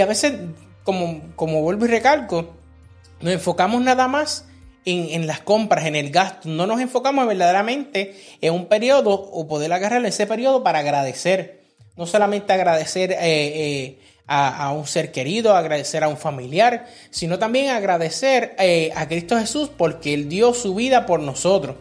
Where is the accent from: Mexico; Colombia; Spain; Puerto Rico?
Puerto Rico; now in United States; cuando nosotros crecimos en Puerto Rico